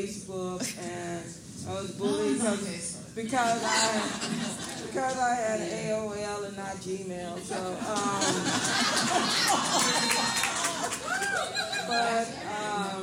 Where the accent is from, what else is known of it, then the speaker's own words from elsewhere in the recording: Austin, Texas, United States; I grew up in the Austin school system